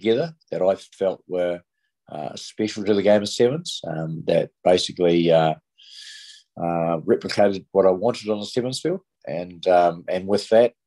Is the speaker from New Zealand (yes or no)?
yes; Bay of Plenty, New Zealand; I came from the Bay of Plenty